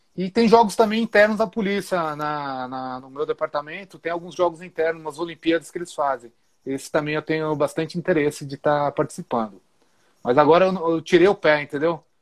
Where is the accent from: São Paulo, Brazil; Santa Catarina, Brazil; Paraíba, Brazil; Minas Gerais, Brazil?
São Paulo, Brazil; Atibaia; Eu sou de uma cidade aqui do interior de São Paulo que chama Atibaia